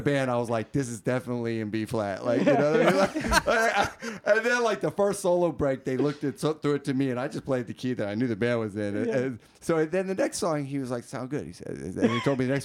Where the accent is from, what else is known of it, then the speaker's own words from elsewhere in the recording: Bay Area, California, United States; I grew up in the Bay Area